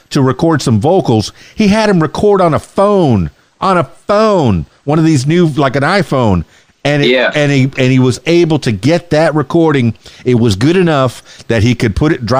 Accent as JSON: {"language": "English", "town": "Miami", "region": "Florida", "country": "United States", "said": "I'm from Miami, Florida, and I got, you know, I was on the radio down there in Miami"}